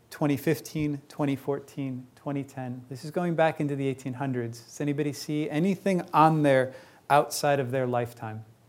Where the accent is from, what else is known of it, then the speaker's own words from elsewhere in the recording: Chicago, Illinois, United States; I grew up in Chicago